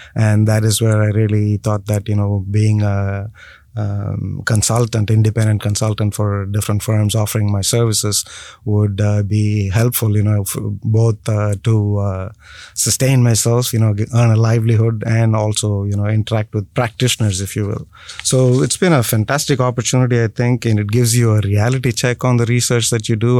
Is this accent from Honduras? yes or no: no; India; moved away; born and raised in India first.